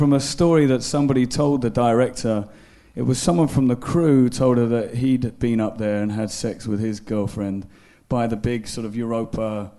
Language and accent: English; Belfast, Northern Ireland, United Kingdom; accent: Belfast; now in London, United Kingdom; I remember leaving Belfast thinking, I can't even remember how to speak in my own accent.